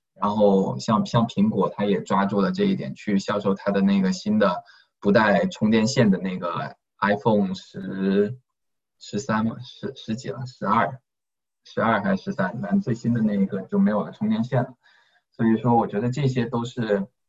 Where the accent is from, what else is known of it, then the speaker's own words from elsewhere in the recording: Guangdong, China; 我们都是广东人嘛